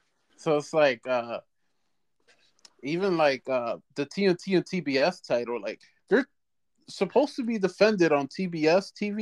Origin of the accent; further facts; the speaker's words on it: United States; I'm an American